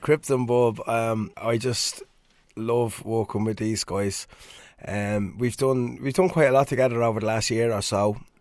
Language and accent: English; Swords, Leinster, Ireland; my hometown of Swords